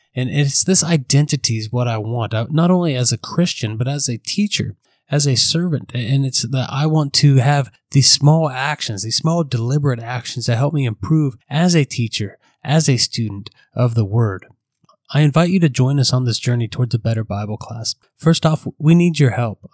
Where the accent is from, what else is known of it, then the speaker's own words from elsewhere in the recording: Central Ohio, United States; now in Central California, United States; I'm originally from Central Ohio, but now I'm in Central California